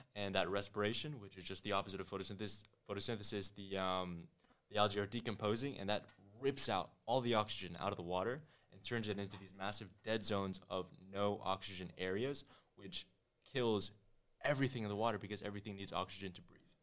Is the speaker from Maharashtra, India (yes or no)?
no; New Delhi, Delhi, India; also born or lived in Connecticut; now in Miami, United States; I was born in Connecticut, but I was raised in New Delhi, India